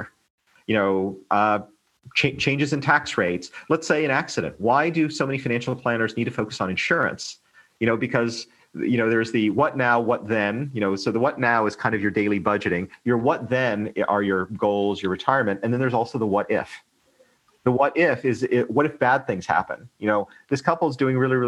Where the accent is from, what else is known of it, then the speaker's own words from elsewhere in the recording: United States; now in Hong Kong; I'm American